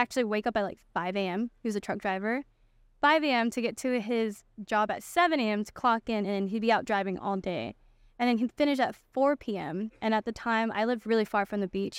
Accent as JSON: {"language": "English", "area": "Makaha, Oahu", "region": "Hawaii", "country": "United States", "tie": "born or raised there", "said": "So I'm born on the island of Oahu, and I grew up, uh, on the west side in Makau, Hawaii."}